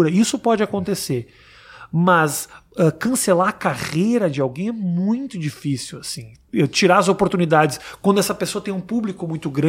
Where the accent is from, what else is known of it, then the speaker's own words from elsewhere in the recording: Rio Grande do Sul, Brazil; now in New York, United States; eu que sou gaúcho.